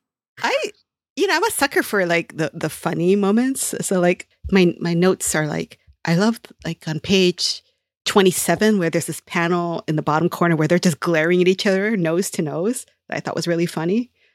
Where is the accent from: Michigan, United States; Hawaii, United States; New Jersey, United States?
Hawaii, United States; Honolulu; my hometown, in Honolulu